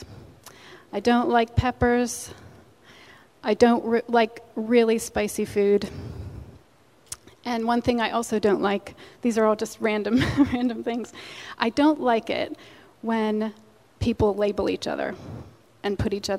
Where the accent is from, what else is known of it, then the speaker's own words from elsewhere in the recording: Pennsylvania, United States; moved away; also born or lived in England; I'm originally from Pennsylvania